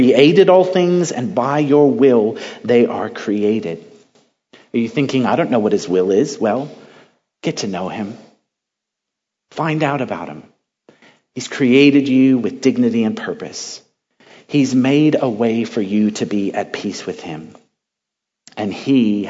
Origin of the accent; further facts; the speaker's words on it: Central California, United States; I'm from California, Central California